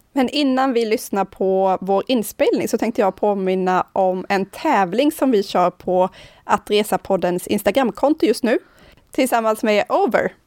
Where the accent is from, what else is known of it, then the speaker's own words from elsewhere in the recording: Karlskrona, Blekinge, Sweden; now in Nynäshamn, Sweden; Jag kommer från Karlskrona som ligger i södra Sverige och bor numera i Stockholm, i Nynäshamn här